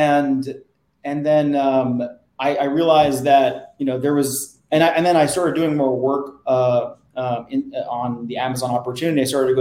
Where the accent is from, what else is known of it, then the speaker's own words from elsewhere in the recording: New Jersey, United States; moved away as an adult; also born or lived in Boston; now in New York, United States; I grew up in New Jersey. So I was always staring across the river at New York